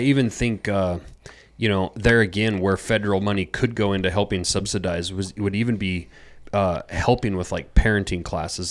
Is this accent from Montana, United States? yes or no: yes; Montana, United States; I grew up in Montana.